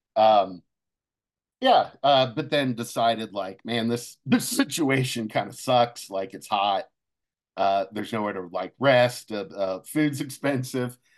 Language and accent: English; Cincinnati, Ohio, United States; moved away; went back home, uh, to, uh, Cincinnati